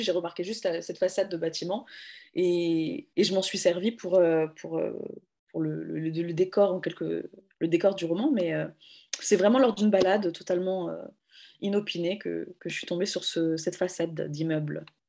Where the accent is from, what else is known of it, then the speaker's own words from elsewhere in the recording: France; moi je suis française